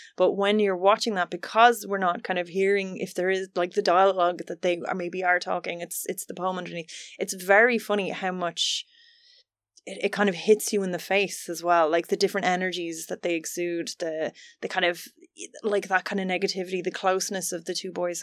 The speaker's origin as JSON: {"language": "English", "country": "Finland", "said": "I'm from Finland"}